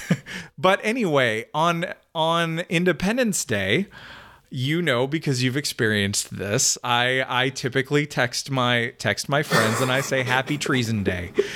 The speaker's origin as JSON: {"language": "English", "country": "Canada", "moved": "yes", "lives_now": "United States", "said": "I'm a Canadian"}